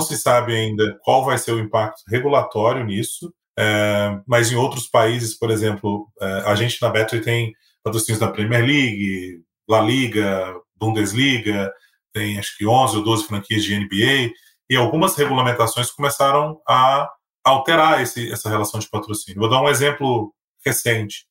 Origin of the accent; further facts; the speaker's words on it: Minas Gerais, Brazil; eu sou mineiro